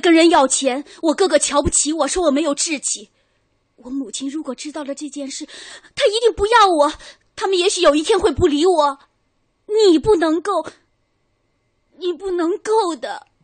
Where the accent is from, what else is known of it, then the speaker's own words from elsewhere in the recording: China; 我们中国人说话的感觉是在胸腔，或者是甚至在喉部